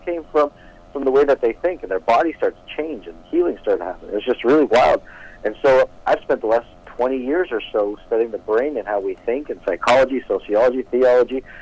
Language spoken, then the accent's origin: English; Toronto, Ontario, Canada; growing up in Toronto, Canada, but living in an Eastern Indian family